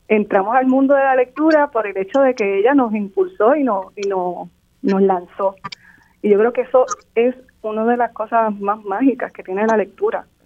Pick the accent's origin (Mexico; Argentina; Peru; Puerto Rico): Puerto Rico; Barranquitas; soy natural de Barranquitas